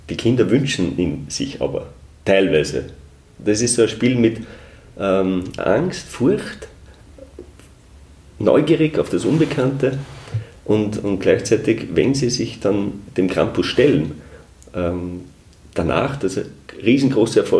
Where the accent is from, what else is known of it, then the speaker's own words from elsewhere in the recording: Upper Austria, Austria; Also bei mir, ich komme ja aus dem Hausruckviertel, da gibt es die Berchten nicht.